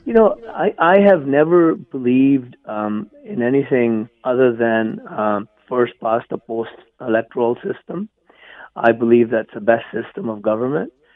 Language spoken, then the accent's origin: English; India; moved away as an adult; also born or lived in England; now in Canada; I was born and raised in India.